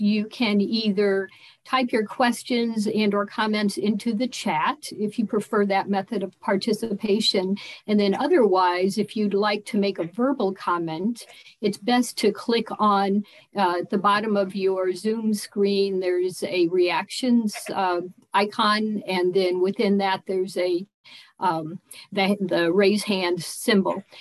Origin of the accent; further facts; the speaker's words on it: Colorado, United States; I'm from Colorado